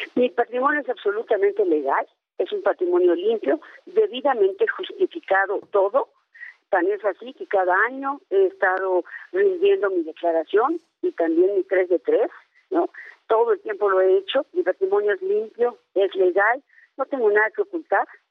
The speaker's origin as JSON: {"language": "Spanish", "region": "Hidalgo", "country": "Mexico", "said": "soy hidalguense"}